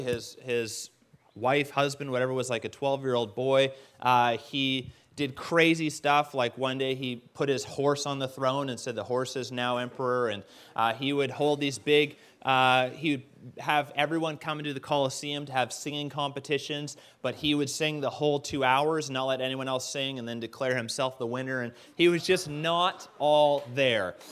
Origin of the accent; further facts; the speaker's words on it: Canada; I'm Canadian.